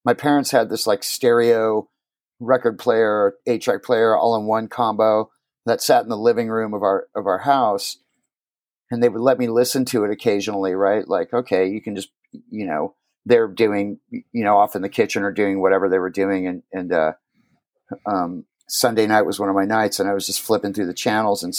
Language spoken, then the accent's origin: English; Huntington Beach, California, United States; also born or lived in Phoenix, Arizona; I grew up in Huntington Beach, California